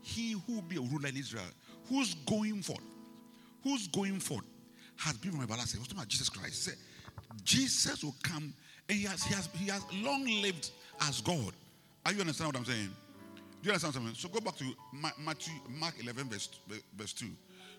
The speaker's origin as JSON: {"language": "English", "town": "Las Palmas", "region": "Canary Islands", "country": "Spain", "tie": "born there", "said": "Where were you born? You know, I was born in Las Palmas. So what?"}